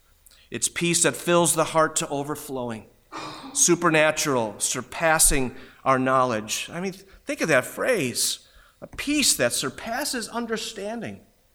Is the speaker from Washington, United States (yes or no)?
no; New York, United States; It is like where I grew up in Western New York and had so much snow.